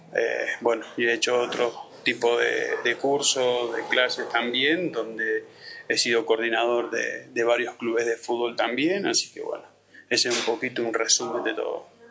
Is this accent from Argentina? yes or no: yes; Argentina; now in Santa Cruz, Bolivia; soy argentino, pero vivo en Bolivia ya hace 20 años